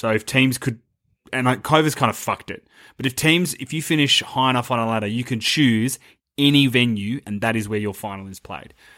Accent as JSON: {"language": "English", "town": "Geelong", "region": "Victoria", "country": "Australia", "tie": "born or raised there", "said": "my hometown also features a novelty pub and pokies venue based on ancient Egypt"}